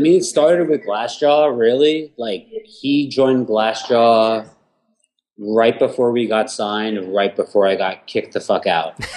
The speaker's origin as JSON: {"language": "English", "town": "Huntington", "region": "New York", "country": "United States", "tie": "born or raised there", "also_born_or_lived": "Houston", "moved": "as an adult", "lives_now": "New York, United States", "said": "I'm I'm from Huntington in Long Island"}